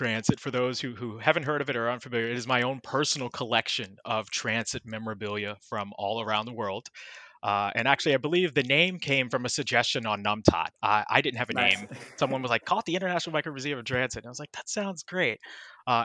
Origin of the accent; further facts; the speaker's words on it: Baltimore, Maryland, United States; now in New York City, United States; that's where I'm originally from. And as I shared earlier, I grew up on the Baltimore Metro